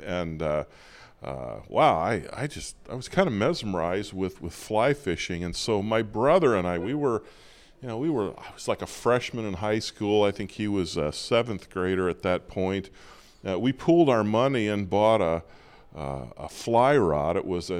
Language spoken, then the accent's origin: English; near Peoria, central Illinois, United States; also born or lived in Montana; now in Libertyville, United States; I grew up in central Illinois. I grew up near Peoria, but we spent a lot of time in the West in the summer. Wyoming, Colorado, Montana